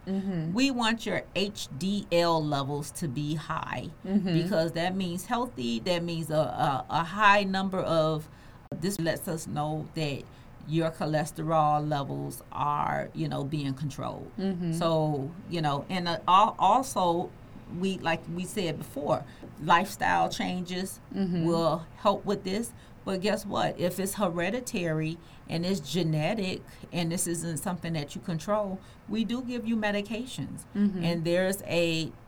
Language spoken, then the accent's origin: English; the South, United States; I'm from the South. And a lot of us grew up on neck bones